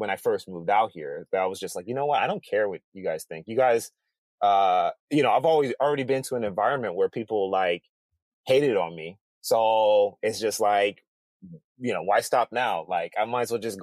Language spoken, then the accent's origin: English; Detroit, Michigan, United States; also born or lived in Bothell, Washington; now in Seattle, United States; I lived in the inner cities of Detroit